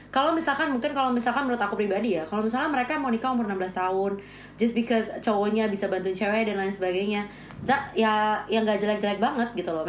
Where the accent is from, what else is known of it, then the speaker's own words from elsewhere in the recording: North Sumatra, Indonesia; aku sebagai orang Batak tersinggung